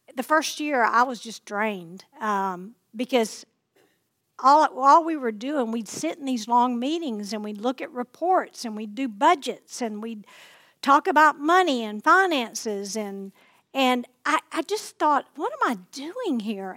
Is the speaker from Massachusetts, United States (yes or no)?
no; Plain Dealing, Louisiana, United States; in Lake Plain Dealing, which is my hometown